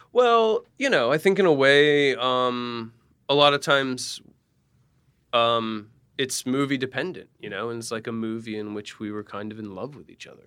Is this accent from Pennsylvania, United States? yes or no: yes; Allentown, Pennsylvania, United States; Allentown, Pennsylvania